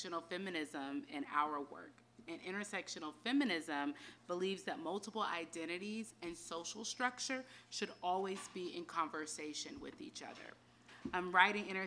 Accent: North Carolina, United States; I was born and raised in North Carolina

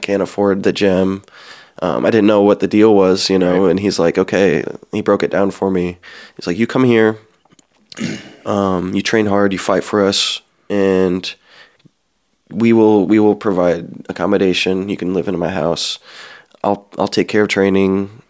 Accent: Midwest, United States; growing up in the Midwest, it was MMA was huge, but it was more of like a bro sport

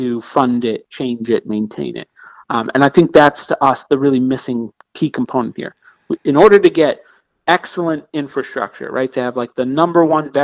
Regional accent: Pittsburgh, Pennsylvania, United States; I being a northerner, I'm from Pittsburgh

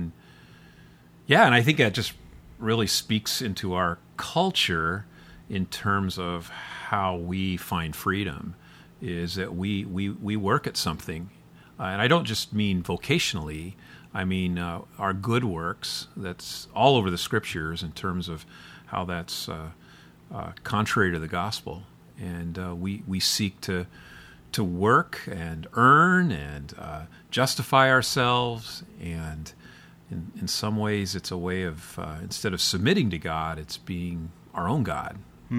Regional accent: Midwest, United States; It's like you've seen my town. I came from the Midwest.

